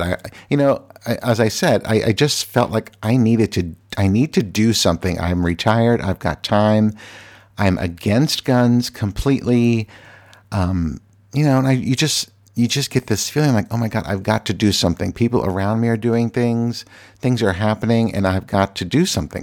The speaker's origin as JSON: {"language": "English", "region": "Virginia", "country": "United States", "lives_now": "Washington, D.C., United States", "said": "I am from Virginia"}